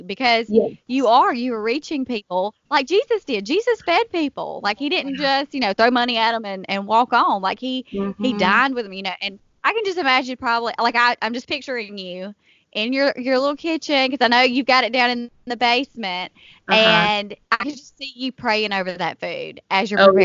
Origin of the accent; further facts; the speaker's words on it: Selma, Alabama, United States; my hometown here in Selma